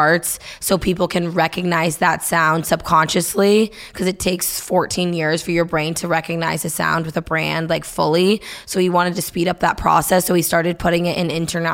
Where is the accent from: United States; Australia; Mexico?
United States; Nashua, New Hampshire; I grew up in Nashville, New Hampshire